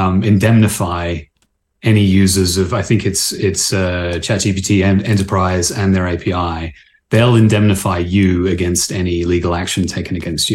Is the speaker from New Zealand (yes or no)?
no; Canada; I'm Canadian